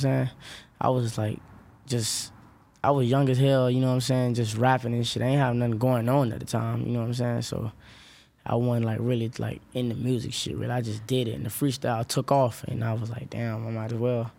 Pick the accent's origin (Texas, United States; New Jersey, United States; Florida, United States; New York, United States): Florida, United States; Orlando; I'm from Orlando, West Orlando